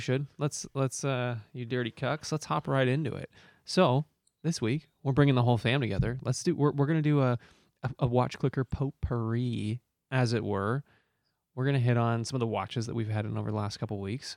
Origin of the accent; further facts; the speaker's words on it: United States; I'm American